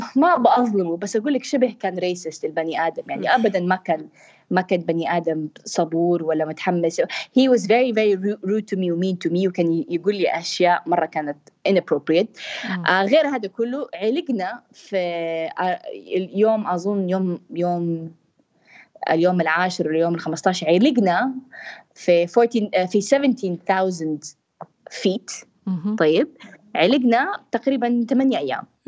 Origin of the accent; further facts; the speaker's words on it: Jeddah, Makkah Province, Saudi Arabia; انا بنت من جده